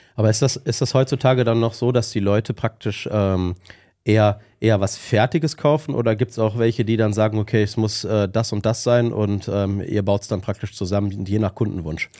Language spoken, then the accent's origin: German; Witten, North Rhine-Westphalia, Germany; komm ja auch aus Witten bei dir in der Nähe